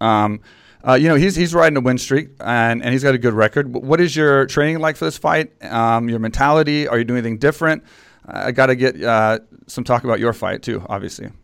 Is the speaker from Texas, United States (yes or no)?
yes; Texas, United States; in Texas, 'cause it was my hometown